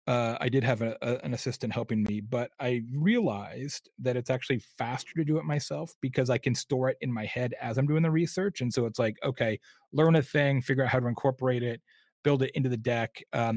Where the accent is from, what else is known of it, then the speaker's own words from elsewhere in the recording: Arizona, United States; I grew up in Arizona, so I literally am like a tequila collector